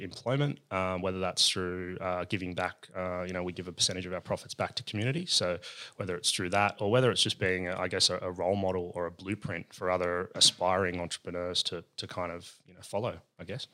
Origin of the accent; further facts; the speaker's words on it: Sydney, New South Wales, Australia; I'm from La Perouse